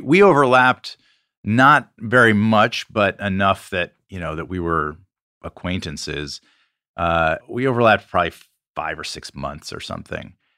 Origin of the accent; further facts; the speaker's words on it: Atlanta, Georgia, United States; we went to uh, prep school in Atlanta